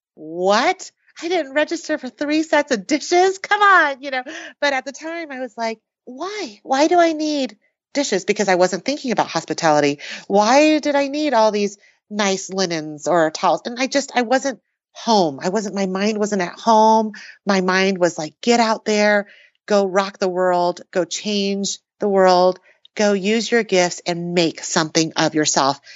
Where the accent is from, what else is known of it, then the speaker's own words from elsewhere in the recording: New Mexico, United States; also born or lived in Taiwan; I was born in Taiwan and moved to the U S when I was three. And as an immigrant family, we learned English and, uh, found our way to New Mexico